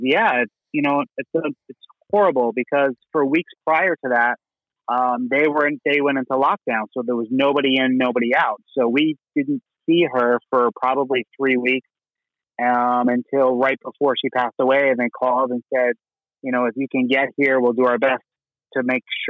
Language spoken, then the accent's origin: English; New York, United States; Born and raised in New York